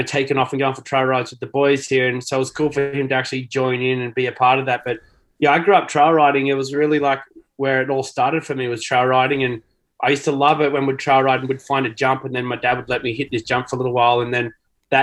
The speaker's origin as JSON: {"language": "English", "region": "south coast of New South Wales", "country": "Australia", "tie": "born or raised there", "also_born_or_lived": "Cronulla, Australia / Kiama, Australia / Nowra, Australia", "moved": "as an adult", "lives_now": "Temecula, United States", "said": "I was born in south of Sydney at Cronulla, and grew up on the south coast down in a little town called Bulleye"}